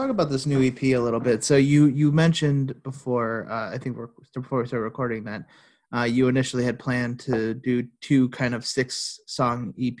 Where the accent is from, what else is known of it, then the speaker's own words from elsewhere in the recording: Dearborn, Michigan, United States; I was born somewhere in Dearborn.